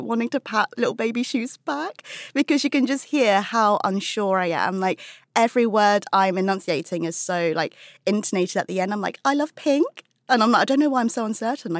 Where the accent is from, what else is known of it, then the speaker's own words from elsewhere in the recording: United Kingdom; being British-born Chinese